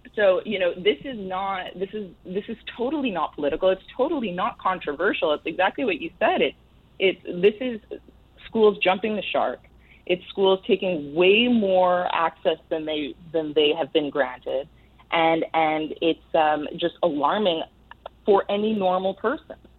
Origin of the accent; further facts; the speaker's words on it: Canada; now in New York City, United States; I come from Canada